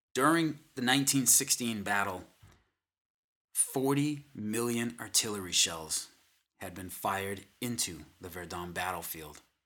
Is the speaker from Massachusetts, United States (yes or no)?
yes; Boston, Massachusetts, United States; I am from the Boston, Massachusetts area.